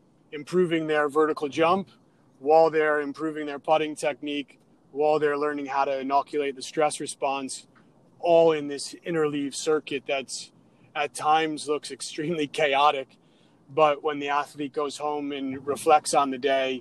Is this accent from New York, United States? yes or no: yes; Adirondacks, upstate New York, United States; I grew up in the Adirondacks in upstate New York